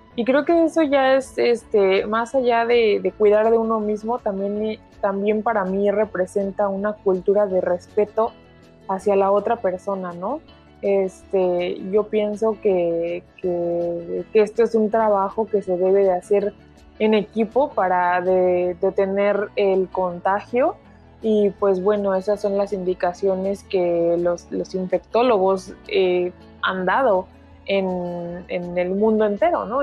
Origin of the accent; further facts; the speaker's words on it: Mexico; now in New York, United States; en donde vivo hoy y pues de donde soy que es México